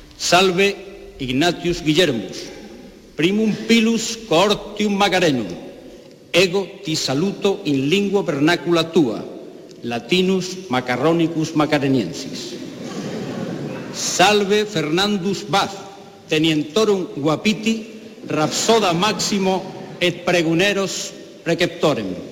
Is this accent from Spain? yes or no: yes; Seville, Andalusia, Spain; sentirte muy afortunado como sevillano, porque en Sevilla mm, yo, es, mi ciudad, es mi ciudad